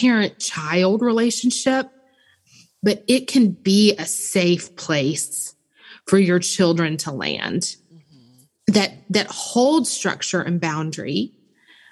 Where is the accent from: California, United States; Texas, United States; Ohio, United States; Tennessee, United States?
Tennessee, United States; Memphis; I'm originally from Memphis